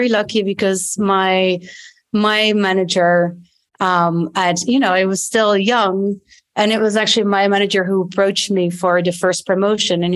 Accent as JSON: {"language": "English", "country": "Belgium", "also_born_or_lived": "London, United Kingdom / New York, United States", "second_language": "English", "moved": "as an adult", "lives_now": "Portugal", "said": "I'm from Belgium originally"}